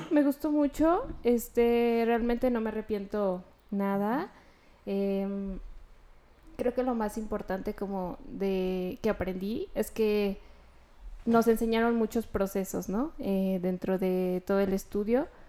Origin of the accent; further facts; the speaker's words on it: León, Guanajuato, Mexico; De León, de León, Guanajuato. Sí, sí, soy de panza verde